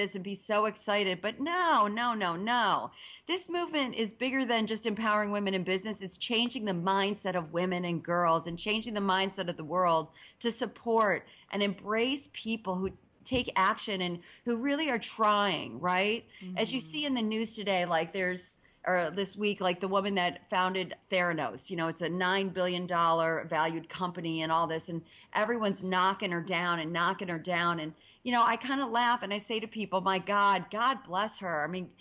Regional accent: Ohio, United States; I'm from Ohio

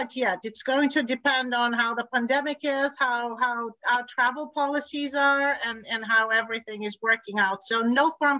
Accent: Bulgaria; I'm Eastern European. I come from Bulgaria originally.

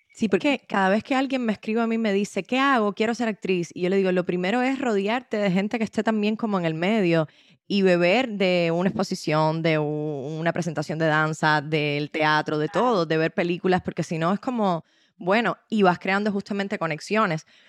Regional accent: Cuba; a las cubanas y a los cubanos nos identifican

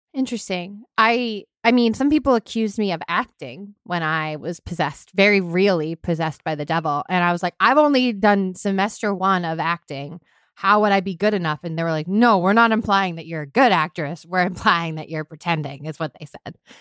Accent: Hingham, Massachusetts, United States; I grew up in Massachusetts

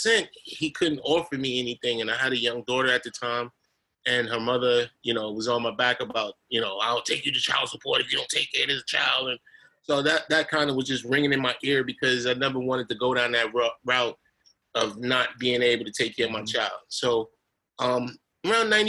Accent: New York City, New York, United States; me growing up in Hollis, Queens, and Queens Village, where I grew up

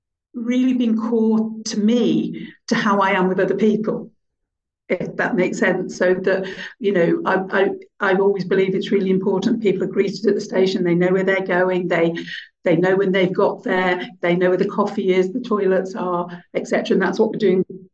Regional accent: Birmingham, West Midlands, United Kingdom; I grew up in Birmingham at a time where I didn't belong, didn't fit in.

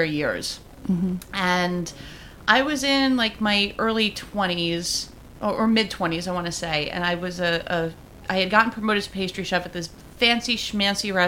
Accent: New York City, New York, United States; I grew up in like an Italian American household in Diker Heights, Bensonhurst, and Bay Ridge

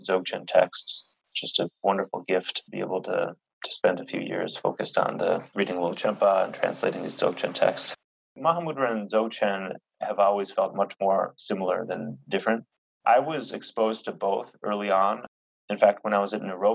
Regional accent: United States; moved away; I'm that American guy

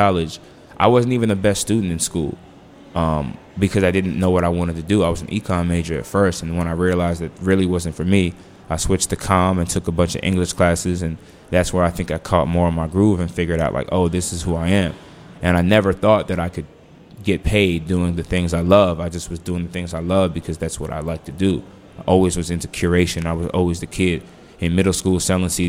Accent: Washington, District of Columbia, United States; moved away; also born or lived in Los Angeles

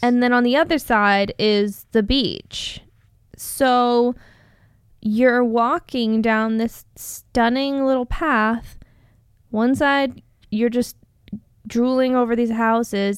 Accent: Southern California, United States; now in Arizona, United States; we grew up in Southern California

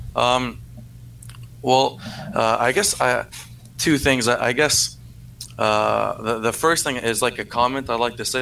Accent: Canada; accent: francophone; first language French; English is a second language; I'm a francophone

